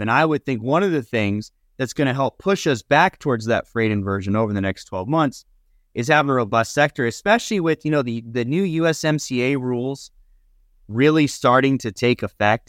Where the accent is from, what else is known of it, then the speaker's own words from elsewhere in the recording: Nevada, United States; moved away; where I grew up in Nevada